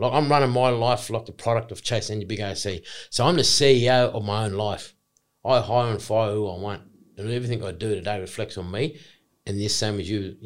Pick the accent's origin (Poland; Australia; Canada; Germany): Australia; I'm an Aboriginal man. I'm from the Kamilaroi clan, you know, Kamilaroi Nation